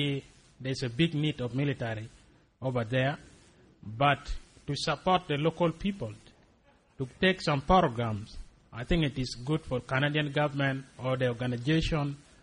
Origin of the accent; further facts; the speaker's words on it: Acholi, Northern Region, Uganda; I'm from Acholi. Also, it is my area